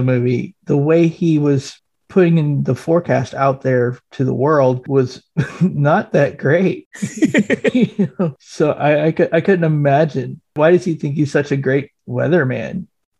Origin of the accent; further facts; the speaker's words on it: Indiana, United States; I'm from Indiana.